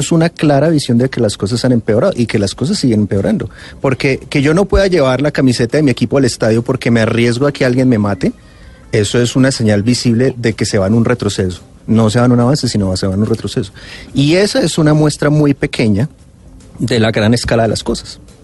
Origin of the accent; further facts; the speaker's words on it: Bogotá, Colombia; yo como bogotano